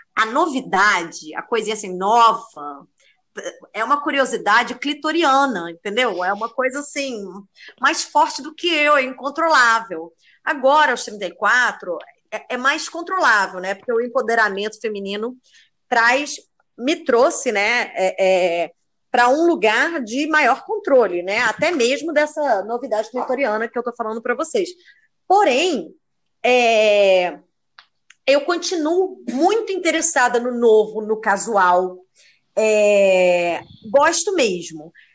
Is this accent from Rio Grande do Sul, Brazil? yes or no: no; Rio de Janeiro, Brazil; moved away as an adult; now in Málaga, Spain; eu sou carioca também, da Lapa, bairro de Fátima ali.